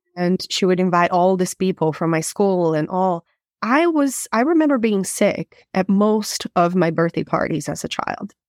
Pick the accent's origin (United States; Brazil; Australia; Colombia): Brazil; moved away as an adult; I am originally from Brazil, and, um, I did get to grow up most of my life in Brazil